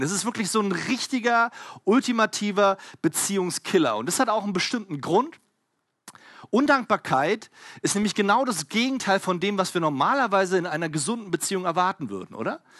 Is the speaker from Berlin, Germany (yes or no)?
yes; Berlin, Germany; ich komme halt aus Berlin